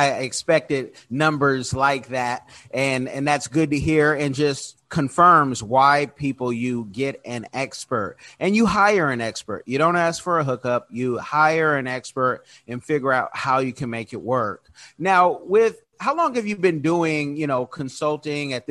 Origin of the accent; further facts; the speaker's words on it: Oakland, California, United States; I am from Oakland, California.